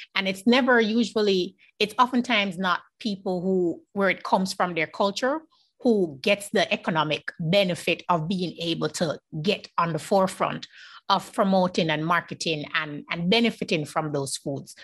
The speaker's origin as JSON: {"language": "English", "country": "Jamaica", "said": "I'm Jamaican"}